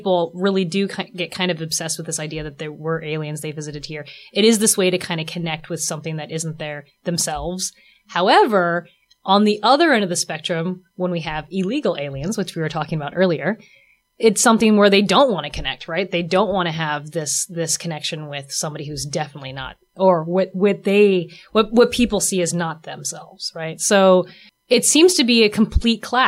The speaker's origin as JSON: {"language": "English", "town": "Lynden", "region": "Washington", "country": "United States", "tie": "born or raised there", "said": "I grew up here on the Canadian border"}